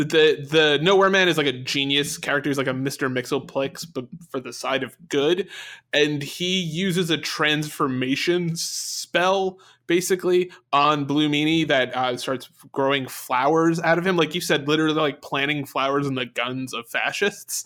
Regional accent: England, United Kingdom; As an English person

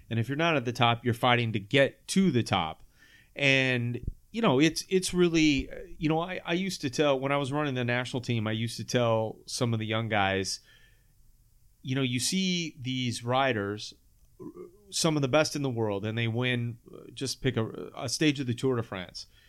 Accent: Sacramento, California, United States; I grew up here in Sacramento

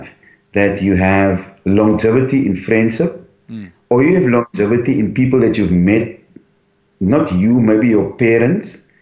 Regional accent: Cape Town, Western Cape, South Africa; also born or lived in Elsies River; I was born in St. Monica's home in Cape Town, Scotch Kloof.

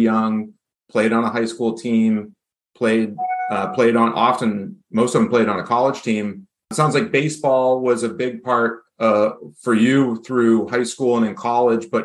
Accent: New Hampshire, United States; I'm an avid amateur golfer in New Hampshire

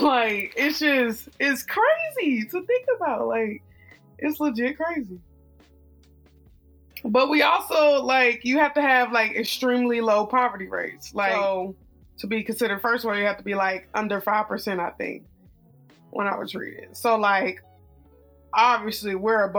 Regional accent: United States; being an American, living in the States

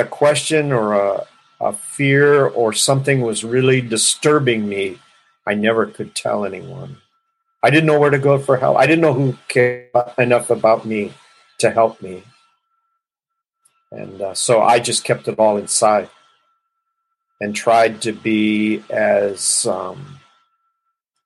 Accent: Los Angeles, California, United States; I grew up in Los Angeles and in a very large family

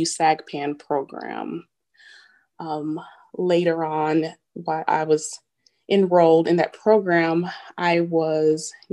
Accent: Wichita, Kansas, United States; moved away; I'm originally from Wichita, Kansas, joined the Army as an enlisted soldier

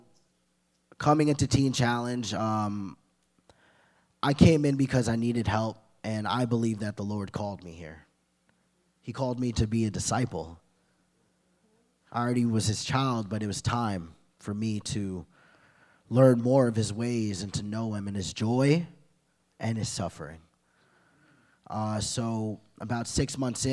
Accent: Glen Cove, New York, United States; I'm from Glen Cove, Long Island.

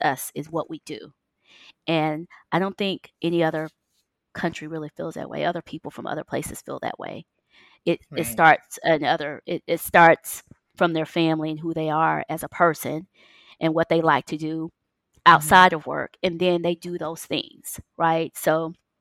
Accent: United States; moved away; It's so different from living in the U.S. We're so American trained.

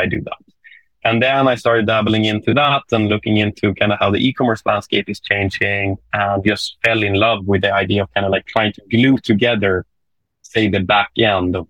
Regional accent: Sweden; accent: Swedish English; English is a second language; my Swedish English accent

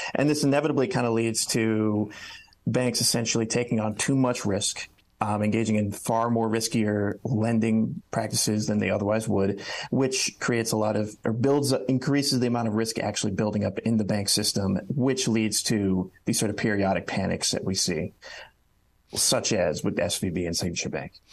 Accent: Cleveland, Ohio, United States; moved away; I'm originally from the Cleveland area

